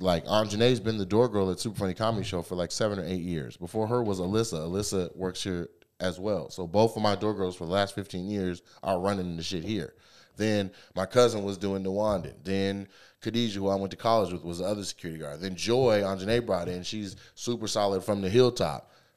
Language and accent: English; Lacey, Washington, United States; I'm from Lacey, bro. I'm 30 minutes south of here.